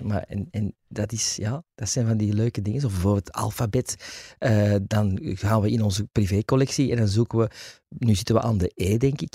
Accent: Antwerp, Flanders, Belgium; also born or lived in Wilrijk; ik kom uit Antwerpen.

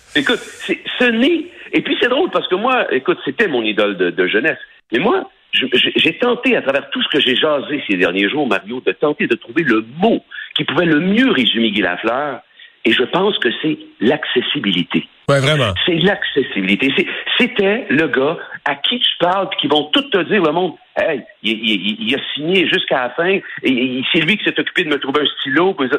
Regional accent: Sorel-Tracy, Quebec, Canada; je suis originaire de Sorel, OK? Je suis pas de Québec, comme les gens pensent, je suis de Sorel

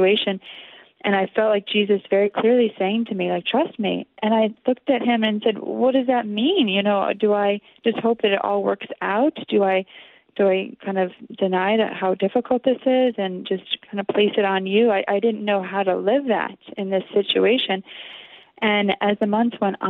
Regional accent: Connecticut, United States; I grew up in Connecticut

